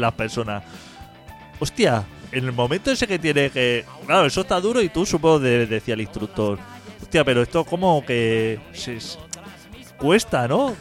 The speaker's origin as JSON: {"language": "Spanish", "region": "Catalonia", "country": "Spain", "said": "a los catalanes nos duele mucho"}